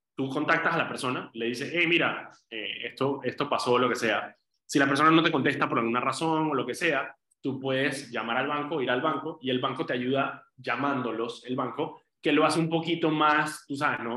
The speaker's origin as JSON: {"language": "Spanish", "town": "Medellín", "region": "Antioquia", "country": "Colombia", "tie": "born or raised there", "moved": "yes", "said": "yo nací en, Medellín, en Colombia, y viví allí"}